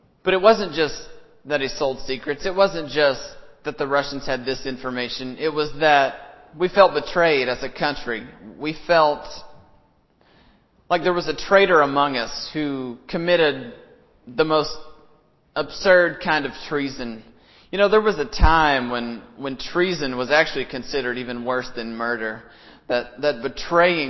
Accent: Alcoa, Tennessee, United States; my hometown in Alcoa, from my little elementary school that I attended

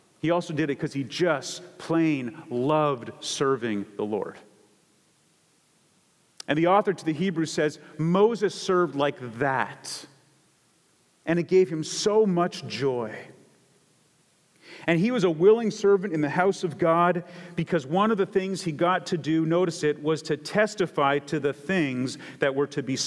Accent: Canada; I come from Canada

